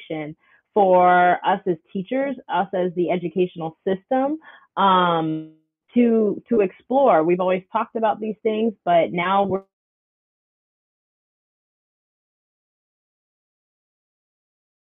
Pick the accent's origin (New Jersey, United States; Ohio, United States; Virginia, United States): Virginia, United States; Fairfax County; I grew up out here in Fairfax County, so I went to Lake Braddock, and now I teach at Lake Braddock